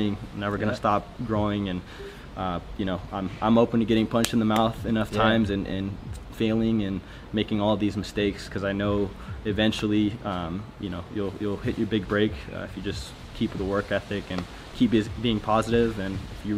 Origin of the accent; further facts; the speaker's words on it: Salinas, California, United States; I grew up in Salinas, up in Northern California